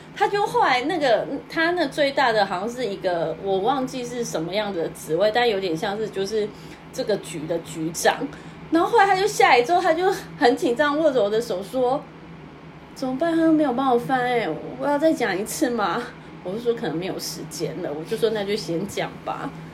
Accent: Taiwan; now in Tokyo, Japan; 我是台湾人

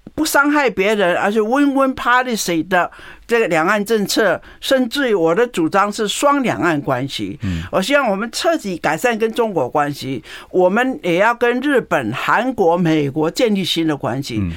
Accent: Taoyuan, Taiwan; 从我的家乡出发，桃园市

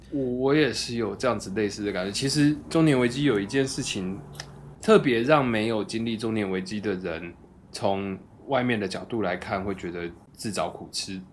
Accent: Kaohsiung, Taiwan; 然后跟小时候在高雄喝的情境又串起来

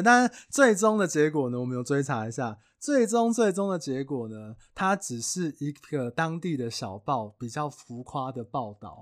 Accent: Taiwan; 我们台湾人

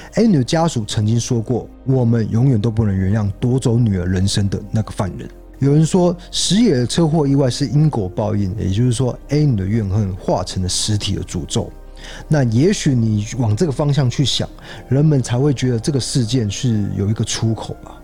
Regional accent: Taiwan; 因为我们台湾人比较不会有这种

